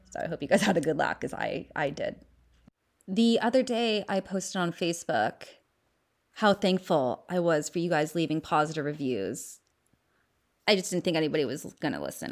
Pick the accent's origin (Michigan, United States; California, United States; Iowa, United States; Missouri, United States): California, United States; Los Angeles; accent: Valley Girl; I was born and raised in the San Fernando Valley